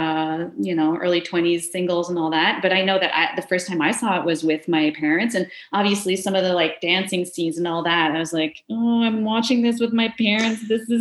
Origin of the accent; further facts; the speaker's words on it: Kanesatake, Quebec, Canada; I was in a small village. I'm from Gunnestaugé, so I was at the local Oka video store